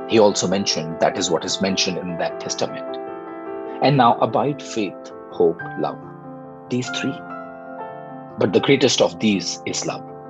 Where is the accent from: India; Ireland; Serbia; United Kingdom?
India; I'm from India.